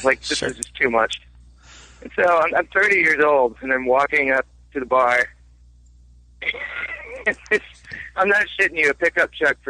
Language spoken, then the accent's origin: English; Peoria, Illinois, United States; I'm not a teenager growing up in Peoria, like trying to wrap my head around